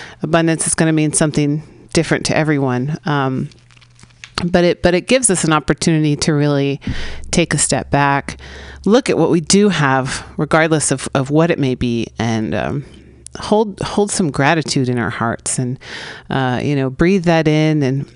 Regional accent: San Francisco, California, United States; born or raised there

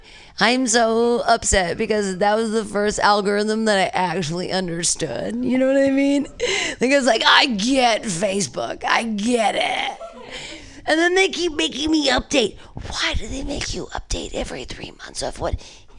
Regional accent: Ohio, United States; I'm from Ohio. So this is like my Europe.

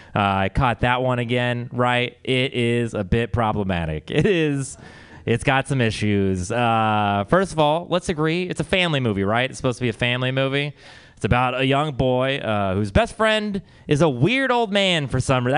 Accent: Texas, United States; we're from Texas

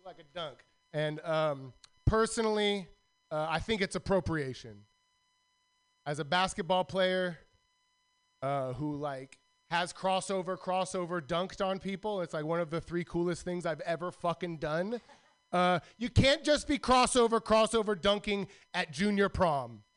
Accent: Milpitas, California, United States; I'm from Milpitas

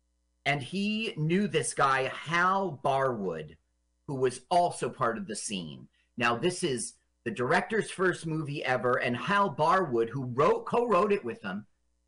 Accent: Las Vegas, Nevada, United States; We're not quite in Las Vegas yet because I did a lot of growing up in Vegas.

